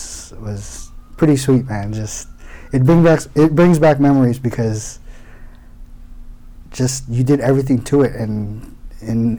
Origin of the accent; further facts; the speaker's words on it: Houston, Texas, United States; also born or lived in Daly City, California; I came to Houston when I was 6 months old. So I was practically raised